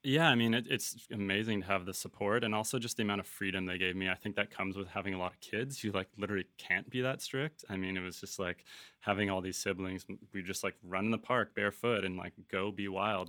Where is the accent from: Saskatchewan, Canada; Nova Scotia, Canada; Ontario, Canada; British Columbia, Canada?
British Columbia, Canada; Vancouver; also born or lived in Toronto / Los Angeles / Costa Mesa / Tofino; we left Toronto when I was about seven years old, um, went to L A, and then I truly grew up in Vancouver